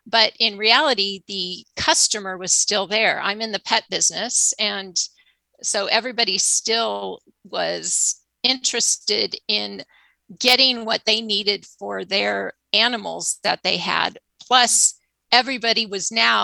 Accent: Arcadia, California, United States; moved away as an adult; now in Santa Barbara, United States; I grew up in Southern California, a town called Arcadia, right next to Pasadena

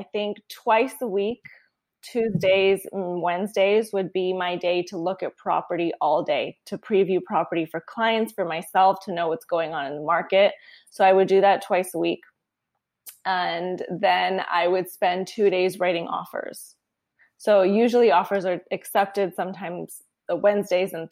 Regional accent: Long Beach, California, United States; moved away as an adult; also born or lived in Tucson, Arizona; now in San Francisco, United States; I'm from Southern California

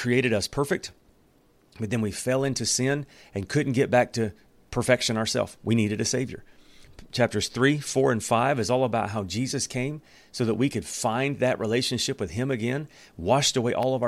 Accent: Alabama, United States; moved away; where I come from Alabama

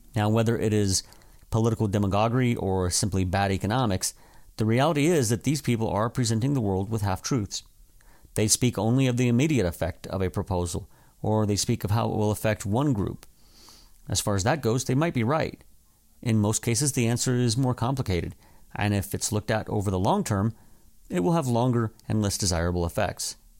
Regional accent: desert Southwest, United States; my hometown

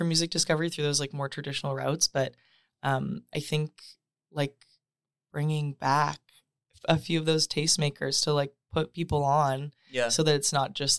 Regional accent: Saskatoon, Saskatchewan, Canada; I'm from Saskatoon, Saskatchewan.

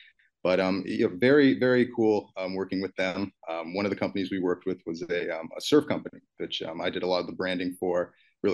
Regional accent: Albuquerque, New Mexico, United States; moved away as an adult; I grew up in Albuquerque, New Mexico

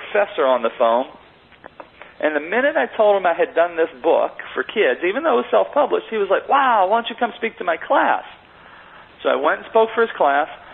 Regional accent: Monessen, Pennsylvania, United States; I grew up in a very small steel mill town outside of Pittsburgh, Pennsylvania, called Manesson, Pennsylvania

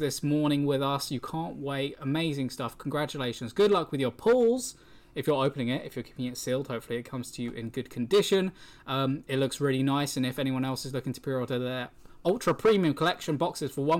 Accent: England, United Kingdom; We're English

